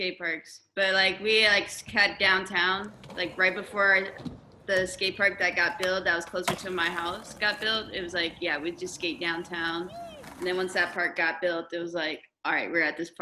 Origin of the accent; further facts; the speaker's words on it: Riverside, California, United States; I'm from Riverside, California. Yeah, you know, born and raised